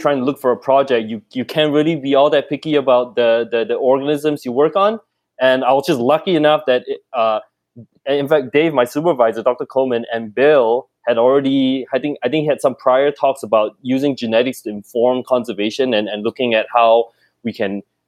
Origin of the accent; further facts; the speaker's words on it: Singapore; moved away as an adult; also born or lived in Kelowna, Canada / Edmonton, Canada; now in Canada; I grew up in Singapore